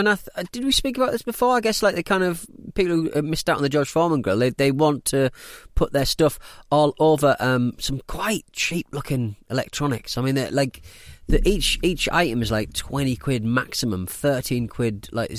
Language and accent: English; Bangalore, Karnataka, India; I grew up in Bangalore, India, in an apartment complex.